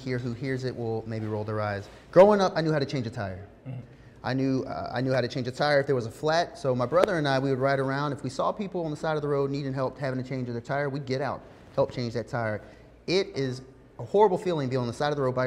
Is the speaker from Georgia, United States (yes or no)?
yes; Savannah, Georgia, United States; I'm from Savannah, Windsor Forest Elementary, Durin Middle, Savannah High School